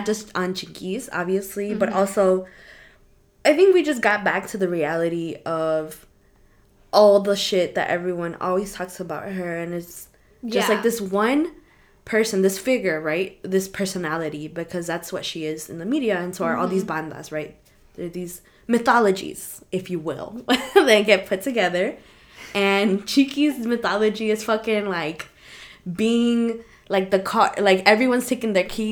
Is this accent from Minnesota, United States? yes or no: no; Chicago, Illinois, United States; we're from Chicago, of course. I live in Midway. I grew up on 55th and Cicero-ish